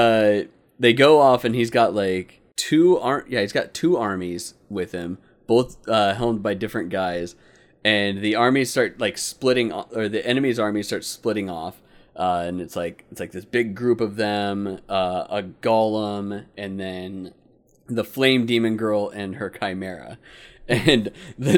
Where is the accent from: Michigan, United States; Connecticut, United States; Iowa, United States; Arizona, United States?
Arizona, United States; Phoenix; Growing up as a kid, though, living here in Phoenix, like I grew up on Barrow's